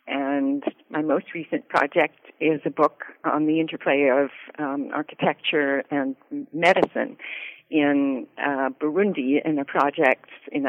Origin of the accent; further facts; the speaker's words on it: Canada; moved away as an adult; also born or lived in Winnipeg / Ottawa / London; now in United States; Born and raised in Canada. I lived in Winnipeg and Ottawa, and I went to McGill for my first degree, and then I went to Yale, and I've been in the States ever since